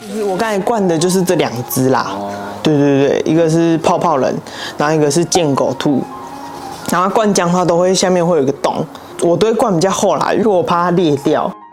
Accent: Taichung, Taiwan; now in Taipei, Taiwan; 我又之前在台中，因为我是台中人

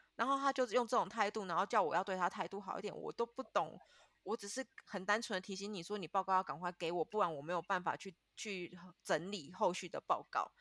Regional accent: Taiwan; moved away as an adult; now in Vietnam; 这个地方就是只有我跟另外一个人是台湾人而已

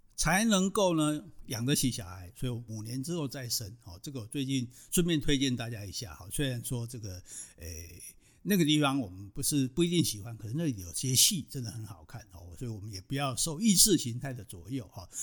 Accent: Taiwan; 我们台湾人

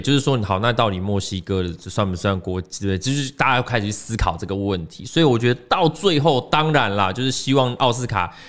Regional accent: Taiwan; 我们台湾人在台湾是相对多数

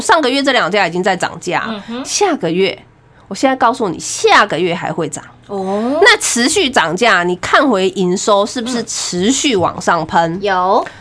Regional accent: Taiwan; 身为台湾人做骄傲

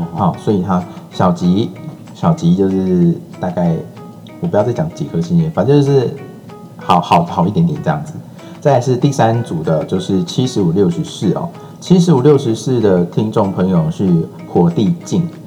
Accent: Tainan, Taiwan; 我虽然身为台南人

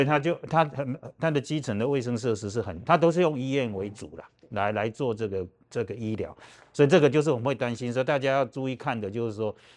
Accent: Taiwan; 我们台湾人有别人没有的人际网络可以了解，所以你我们台湾人有很多的大陆的配偶

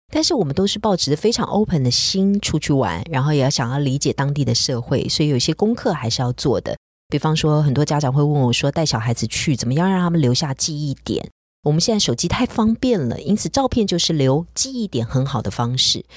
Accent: Taiwan; 也许我们台湾人对于素物的了解并不是非常多

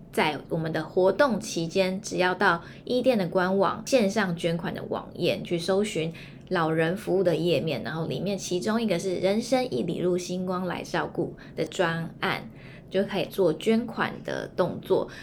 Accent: Hualien, Hualien County, Taiwan; 因为我是花莲人嘛

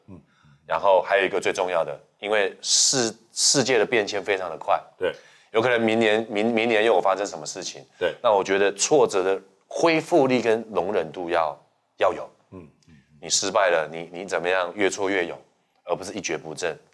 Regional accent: Hsinchu, Taiwan; moved away; 我回到新竹

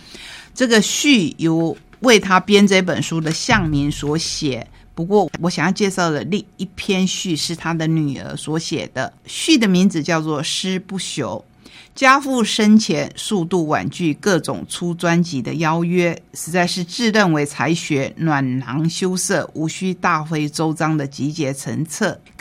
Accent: Taiwan; 我们台湾人。

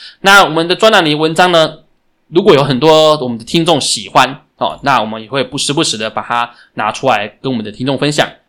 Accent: Taiwan; 也是值得我们台湾人学习的部分。

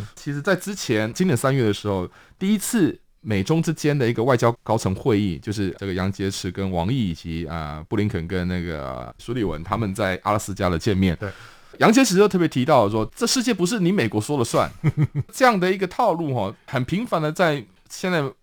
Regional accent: Taiwan; 我们台湾人

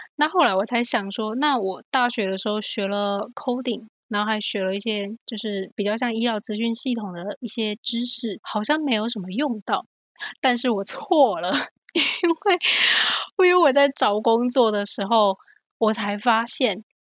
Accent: Kaohsiung, Taiwan; moved away as an adult; also born or lived in Hsinchu, Taiwan / San Francisco, United States; now in United States; 然后我是高雄人，我在来美国之前都是在台湾念书跟长大

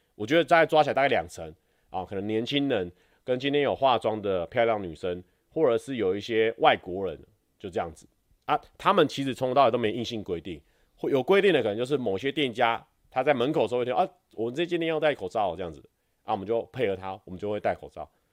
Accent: Taiwan; 我们台湾人学日文感觉有一点点小优势

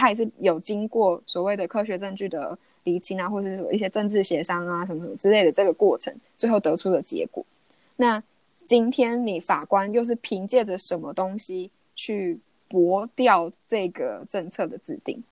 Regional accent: Taiwan; 因为毕竟台湾就是市场是真的比较小，我们就是一个小岛国家

